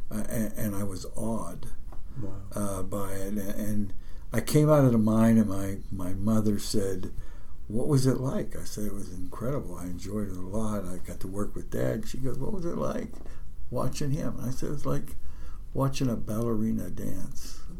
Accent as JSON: {"language": "English", "town": "Nemacolin", "region": "Pennsylvania", "country": "United States", "tie": "born or raised there", "said": "I learned around the kitchen table mostly because uh, everybody in my family was a miner. I'm third generation."}